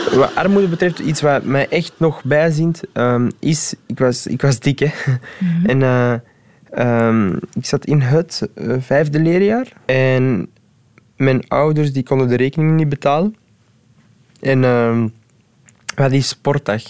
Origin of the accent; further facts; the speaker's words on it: Antwerp, Flanders, Belgium; also born or lived in Deurne; Ik ben eh, geboren in Deurne. Dan heb ik, maar dan herinner ik mij niet, een jaar ergens in Deurne gewoond. Dan zijn we verhuisd naar Borgerhout